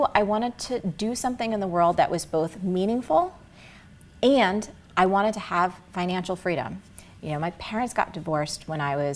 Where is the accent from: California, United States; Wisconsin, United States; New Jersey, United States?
New Jersey, United States; I grew up in Jersey